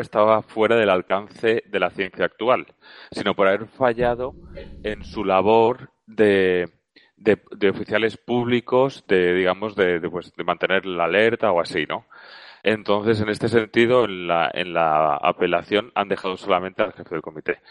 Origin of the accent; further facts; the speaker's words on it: Valencia, Valencian Community, Spain; soy de Valencia